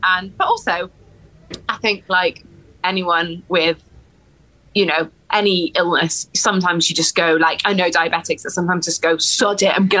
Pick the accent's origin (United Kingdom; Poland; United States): United Kingdom; Wales; because I'm Welsh, so